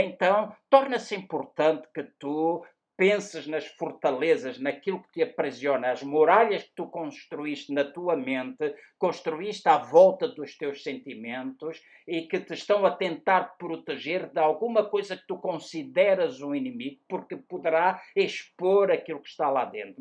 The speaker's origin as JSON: {"language": "Portuguese", "town": "Luanda", "region": "Luanda Province", "country": "Angola", "tie": "born or raised there", "moved": "yes", "said": "na cidade onde nasci, em Luanda"}